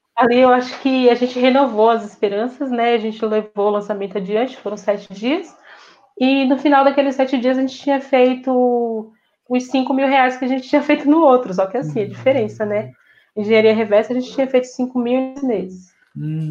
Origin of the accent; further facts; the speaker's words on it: interior of Bahia, Brazil; moved away; Vim de um interior da Bahia, onde a gente não tem acesso a quase nada